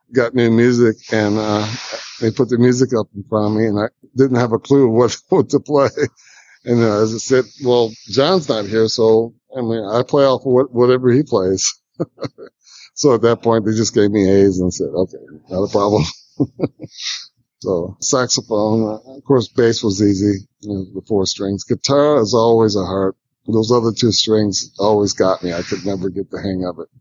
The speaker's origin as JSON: {"language": "English", "town": "Toledo", "region": "Ohio", "country": "United States", "tie": "born or raised there", "also_born_or_lived": "Vancouver / New York", "moved": "yes", "lives_now": "Atlanta, United States", "said": "Toledo, Ohio, my hometown"}